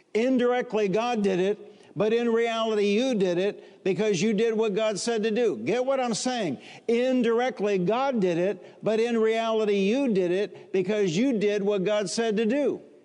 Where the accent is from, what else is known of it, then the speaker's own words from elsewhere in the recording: Warren, Michigan, United States; also born or lived in Highland Park, Michigan; After we moved from Highland Park, Michigan to the suburbs, Warren, Michigan, I grew up in a house of only 1,089 square feet